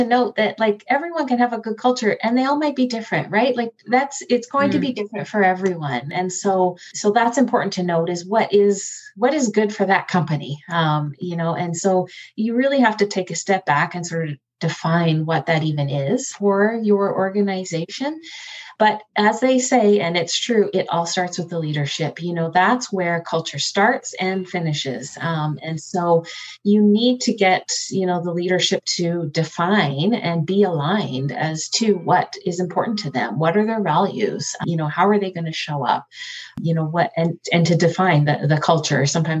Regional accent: Canada; we changed it to moose because we're Canadian. And so we should really reflect that.

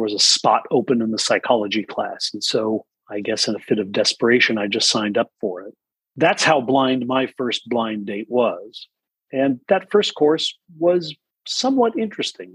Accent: Chicago, Illinois, United States; also born or lived in Ithaca, New York; I was raised largely in the Chicago area.

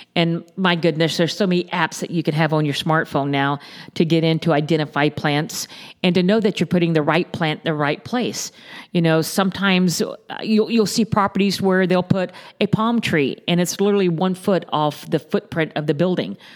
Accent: Naples, Florida, United States; born and raised in the Naples area.

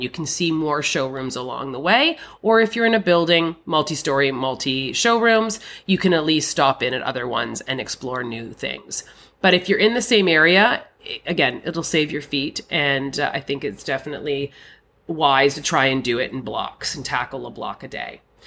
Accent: Canada; I'm a Canadian.

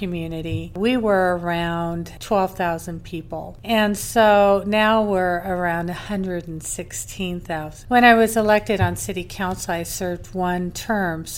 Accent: Moscow, Idaho, United States; moved away as an adult; also born or lived in Boise, Idaho; now in Meridian, United States; I was born in Boise and actually had my fourth child in the same hospital that I was born in, but I was primarily raised in Moscow, Idaho

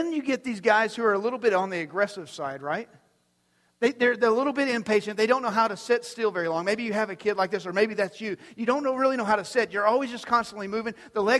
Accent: Amarillo, Texas, United States; we come down from Amarillo, the Texas Panhandle area

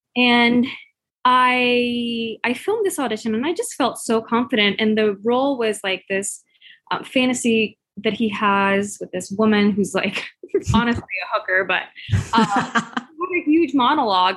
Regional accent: Puerto Rico; I'm from Puerto Rico, where curves are our beauty standard.

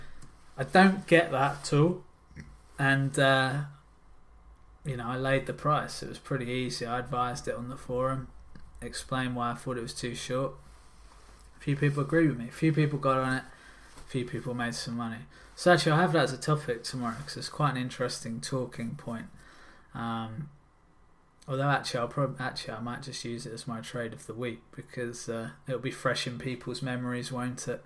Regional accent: England, United Kingdom; I am English

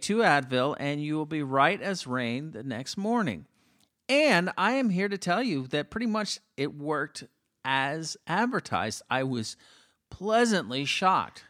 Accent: Miami, Florida, United States; I'm from Miami

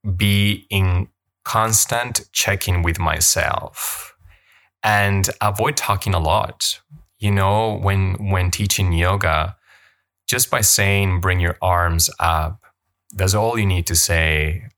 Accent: Colombia; first language Spanish; English is a second language; moved away as an adult; now in Canada; I grew up in Colombia, and my first language is Spanish, and I moved to Canada when I was eighteen

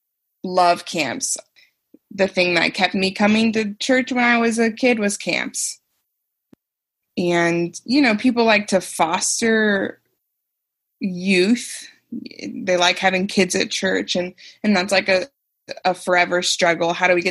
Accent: Independence, Missouri, United States; born or raised there

